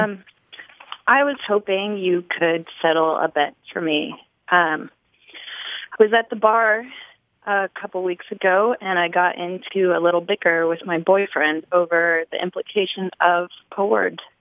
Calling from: Nashville, Tennessee, United States; I'm calling from Nashville, Tennessee

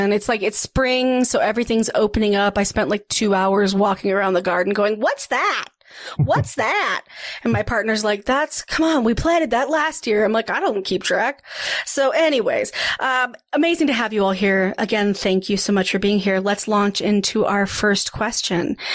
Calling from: Denver, Colorado, United States; I'm calling from Denver, Colorado. Not that cool, but hey

